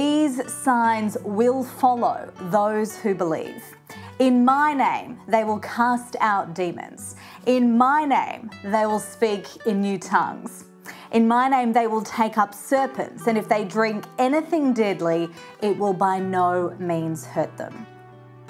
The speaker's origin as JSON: {"language": "English", "town": "Brisbane", "region": "Queensland", "country": "Australia", "tie": "born or raised there", "said": "in my hometown of Brisbane here in Australia"}